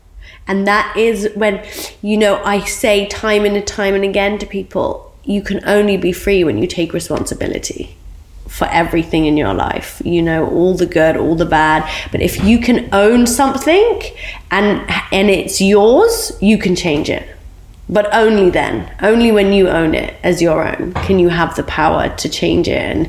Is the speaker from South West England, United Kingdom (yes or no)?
no; Oxford, South East England, United Kingdom; being Iraqi and growing up in Oxford when the Iraqi war broke out